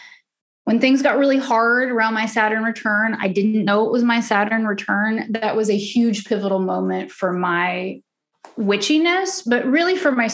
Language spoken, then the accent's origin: English; Oklahoma, United States; I'm from the South. I'm from Oklahoma, raised, you know, super religious